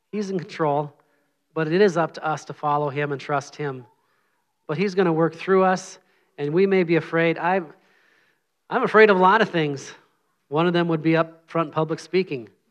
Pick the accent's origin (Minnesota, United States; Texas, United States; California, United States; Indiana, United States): Minnesota, United States; moved away; I'm from Minnesota.